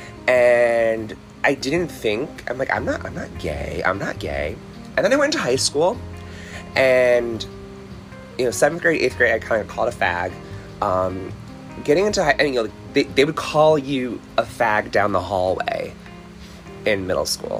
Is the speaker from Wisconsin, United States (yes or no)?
no; Connecticut, United States; I stayed in my hometown, and went to Central Connecticut State University, CCSU